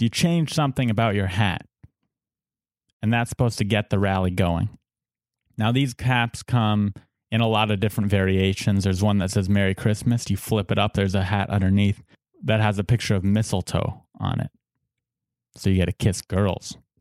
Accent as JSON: {"language": "English", "town": "San Diego", "region": "California", "country": "United States", "said": "We're both from Saint Diego."}